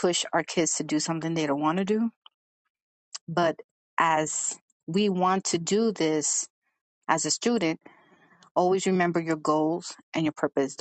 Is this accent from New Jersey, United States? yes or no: no; New York City, New York, United States; accent: Brooklyn/New York; people will know where I'm from because of my accent